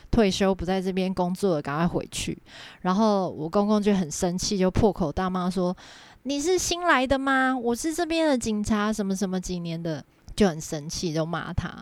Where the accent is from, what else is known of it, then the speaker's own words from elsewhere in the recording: Nantou County, Taiwan; accent: central Taiwan accent; moved away as an adult; also born or lived in Taipei; 我是南投人嘛